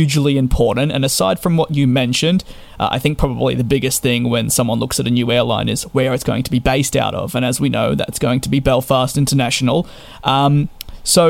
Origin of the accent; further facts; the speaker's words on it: Australia; being Australian myself